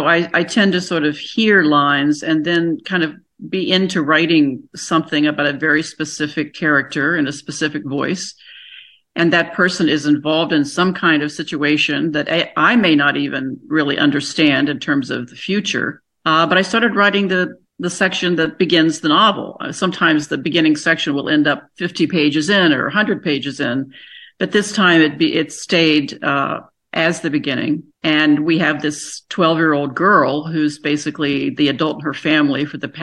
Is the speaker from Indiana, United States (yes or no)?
no; Buckhannon, West Virginia, United States; moved away; I grew up in Buchanan, so that's 20 minutes, you know, from Weston.